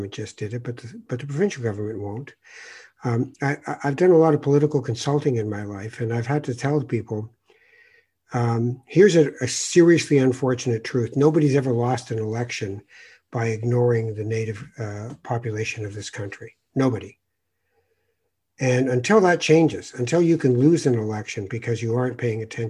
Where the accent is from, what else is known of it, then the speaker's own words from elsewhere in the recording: Toronto, Ontario, Canada; also born or lived in Morocco / Edmonton; I went out to Edmonton to go to university at the University of Alberta from Toronto.